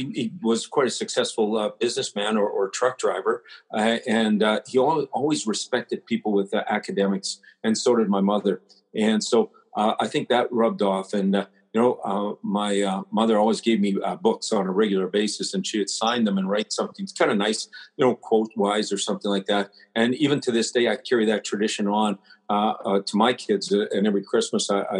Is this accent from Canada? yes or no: yes; Prince Albert, Saskatchewan, Canada; I was brought up in Prince Albert